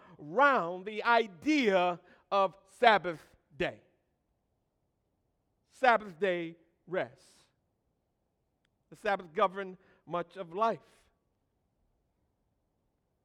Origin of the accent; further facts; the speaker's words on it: Michigan, United States; growing up in Michigan